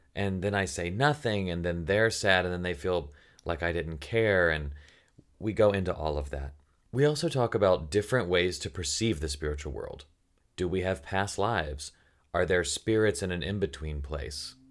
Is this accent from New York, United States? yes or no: no; Tennessee, United States; "Where are you from?" And I'm like, "Tennessee?"